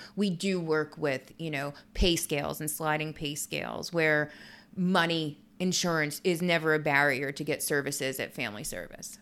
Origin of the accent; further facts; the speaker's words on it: Reading, Pennsylvania, United States; now in Bucks County, United States; I'm from Reading in Berks County. It's an inner city